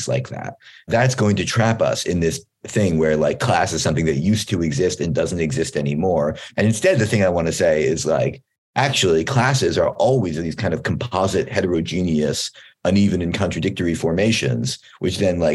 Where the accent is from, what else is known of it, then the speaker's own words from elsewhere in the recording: Philadelphia, Pennsylvania, United States; moved away as an adult; now in New Haven, United States; I did my PhD at Yale, and I grew up in Philadelphia